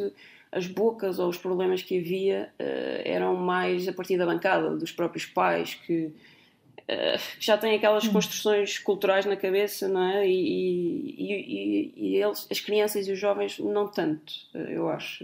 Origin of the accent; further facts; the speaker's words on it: Azores, Portugal; moved away; nasci nos Açores